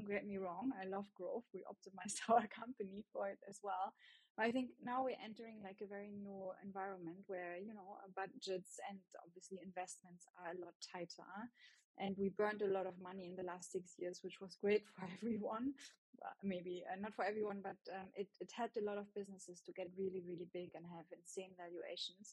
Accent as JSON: {"language": "English", "country": "Germany", "accent": "German", "second_language": "English", "said": "you hear my German accent"}